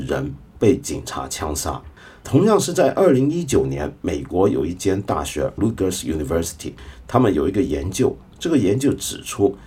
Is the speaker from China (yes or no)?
yes; China; 我们中国人